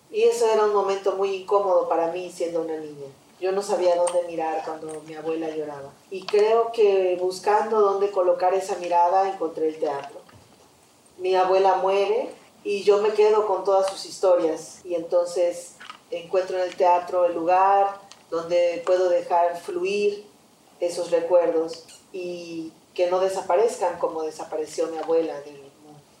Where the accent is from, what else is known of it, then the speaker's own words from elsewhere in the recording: Yucatán, Mexico; soy de Yucatán y en mi teatro está la huella de mi lugar de nacimiento.